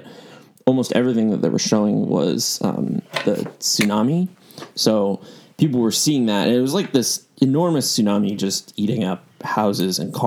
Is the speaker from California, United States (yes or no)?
yes; San Francisco, California, United States; I grew up in San Francisco